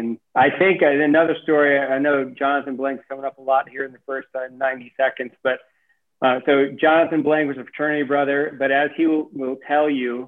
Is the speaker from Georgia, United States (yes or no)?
yes; Atlanta, Georgia, United States; I grew up in Atlanta, Georgia, went to Marist High School